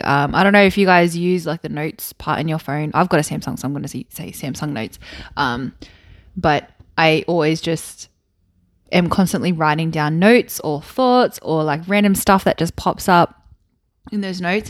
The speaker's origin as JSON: {"language": "English", "town": "Wollongong", "region": "New South Wales", "country": "Australia", "tie": "born or raised there", "moved": "yes", "said": "I grew up in Wollongong, which is South Coast."}